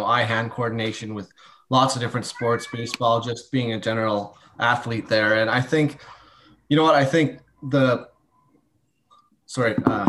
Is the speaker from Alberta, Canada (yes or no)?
yes; Calgary, Alberta, Canada; I grew up in Calgary